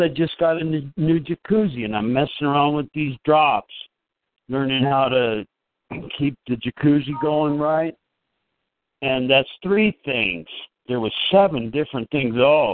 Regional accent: Los Angeles, California, United States; moved away as an adult; now in Colorado Springs, United States; I grew up down there in Los Angeles and stuff.

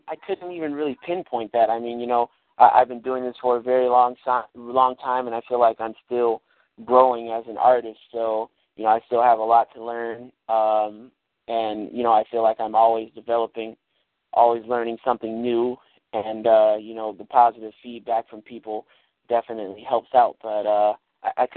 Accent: Chicago, Illinois, United States; I'm from Chicago

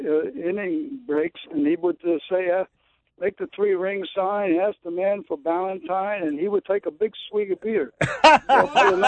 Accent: New York City, New York, United States; I grew up in New York City in the 50s when TV was live.

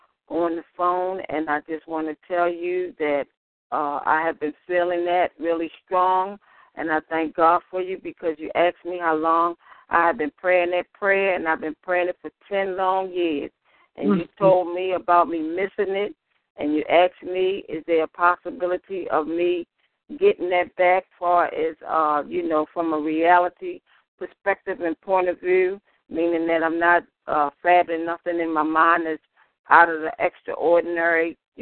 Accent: Baltimore, Maryland, United States; you prophesied over me, I think it was about a week ago, and I'm from Baltimore, Maryland.

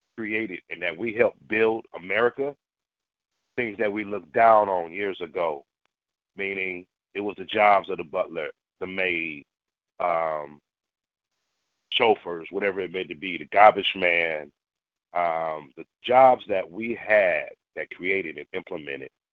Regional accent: Berkeley, California, United States; I grew up in the Bay Area, you know, Berkeley, the multicultural thing

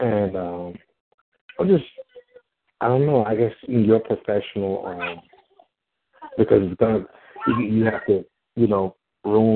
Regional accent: Central Florida, United States; I'm from Central Florida

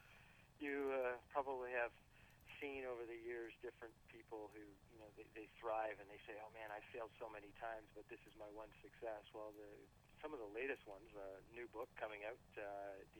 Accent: Canada; being a Canadian

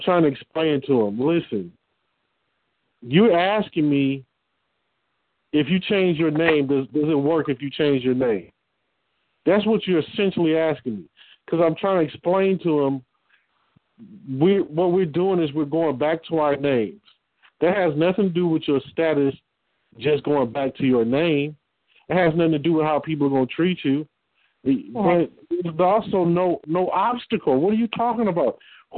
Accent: Detroit, Michigan, United States; I'm from Detroit.

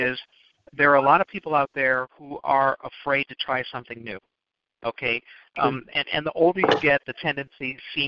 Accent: Chicago, Illinois, United States; I grew up in Chicago

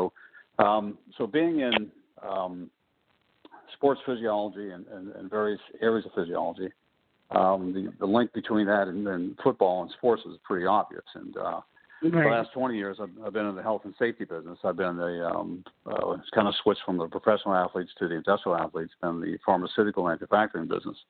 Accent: Pittsburgh, Pennsylvania, United States; I'm from Pittsburgh, obviously. I'm a native of Pittsburgh and grew up on the north side and went to the city schools in Pittsburgh

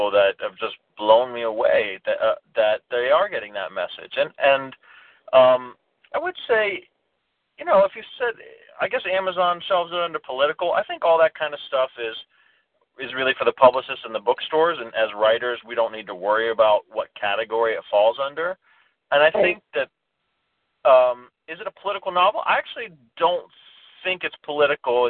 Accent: United States; now in New York, United States; oh, my dad's from Sri Lanka, but I'm from America.

